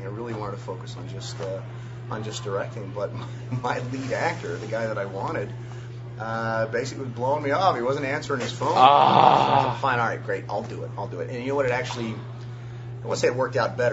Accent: Los Angeles, California, United States; moved away as an adult; now in Vancouver, Canada; I'm from L.A.

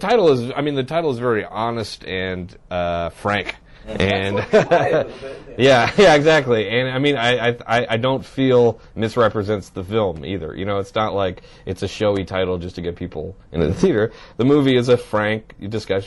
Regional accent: Canada; as a Canadian

